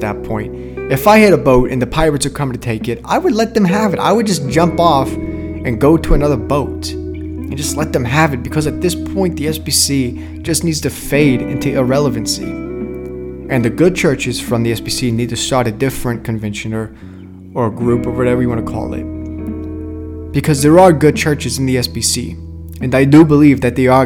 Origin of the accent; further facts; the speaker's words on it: Arkansas, United States; also born or lived in New York; I'm from Arkansas